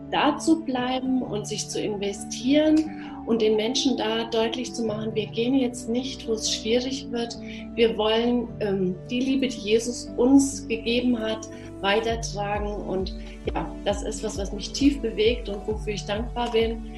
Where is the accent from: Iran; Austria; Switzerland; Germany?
Germany; Bad Endbach, Hesse; Ich komme aus Bad Endbach.